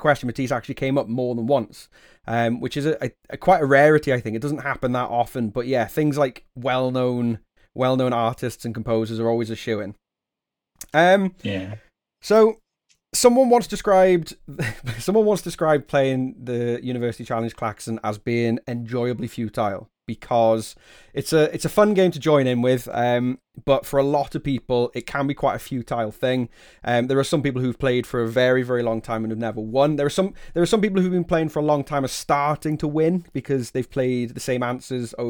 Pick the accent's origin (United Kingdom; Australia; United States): United Kingdom; the Wirral, North West England; I grew up on the Wirral, and Tranmere would be my proper local team